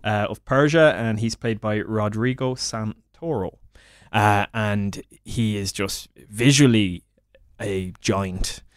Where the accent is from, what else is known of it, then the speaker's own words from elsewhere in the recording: Midlands, Ireland; I'm from the Midlands in Ireland.